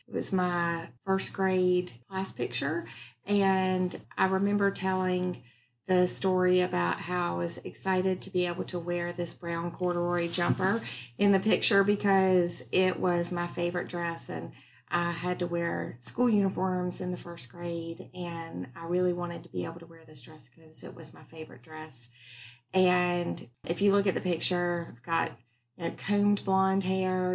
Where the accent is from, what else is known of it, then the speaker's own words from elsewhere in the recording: North Carolina, United States; also born or lived in Maryland; my mom and my sister and I moved to North Carolina from Maryland